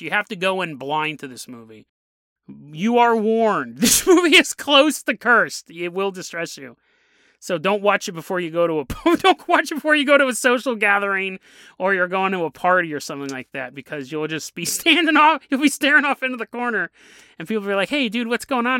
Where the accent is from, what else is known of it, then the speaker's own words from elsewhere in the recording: United States; I'm an American